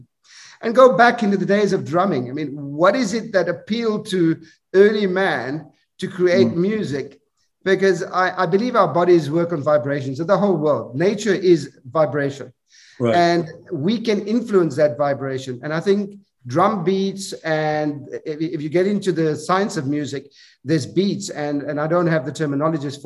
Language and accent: English; South Africa; moved away; I grew up in South Africa